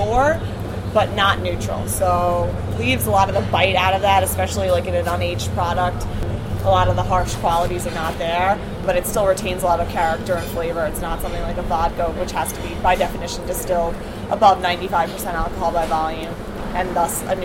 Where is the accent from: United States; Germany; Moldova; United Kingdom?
United States; New York City, New York; I'm biased as a New Yorker